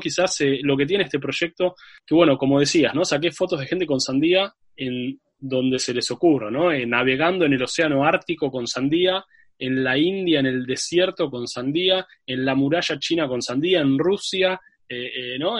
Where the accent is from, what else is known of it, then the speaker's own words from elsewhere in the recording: Buenos Aires, Argentina; yo soy de, Buenos Aires, Argentina, eh, y viví acá la mayor parte de, mi vida, en realidad toda mi vida